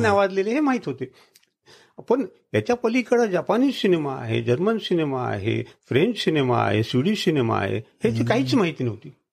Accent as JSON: {"language": "Marathi", "town": "Kandhar", "region": "Maharashtra", "country": "India", "tie": "born or raised there", "said": "माझी कंदारची आठवण"}